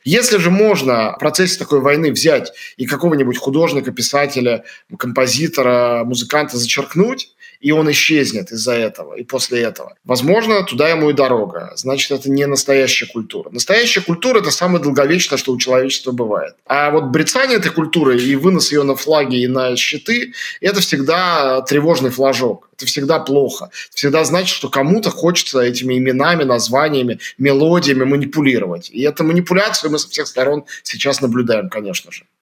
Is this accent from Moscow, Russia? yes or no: yes; Moscow, Russia; moved away as an adult; я москвич, я россиянин. Потому что я, хотя я не живу в Москве и не живу в России сегодня